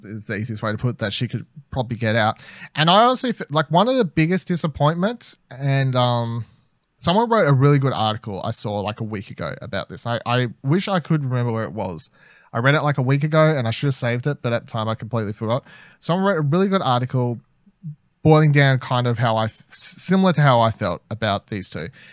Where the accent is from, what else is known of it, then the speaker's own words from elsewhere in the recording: Australia; as an Australian